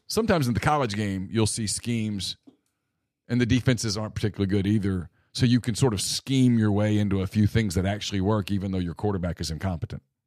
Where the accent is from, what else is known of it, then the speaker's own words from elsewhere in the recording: Louisiana, United States; I grew up in Louisiana.